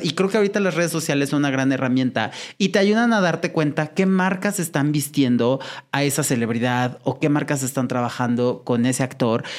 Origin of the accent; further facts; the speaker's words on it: Puebla, Mexico; Yo soy de Puebla